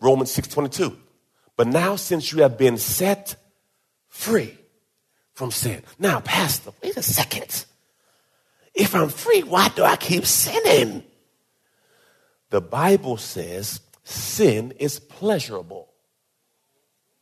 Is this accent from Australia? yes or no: no; Jamaica; I was born in Jamaica